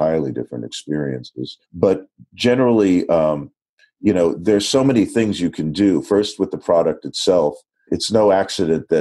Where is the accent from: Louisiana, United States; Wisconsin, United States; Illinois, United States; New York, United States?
New York, United States; I'm a New Yorker